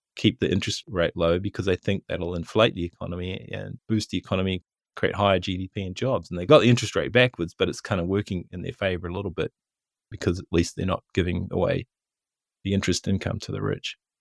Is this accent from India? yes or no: no; New Zealand; most people do in New Zealand when we're buying books from Amazon. New Zealand dollars go down in our bank accounts